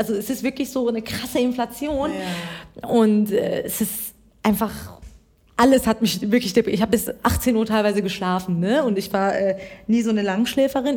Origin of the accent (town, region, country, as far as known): Iran; now in Germany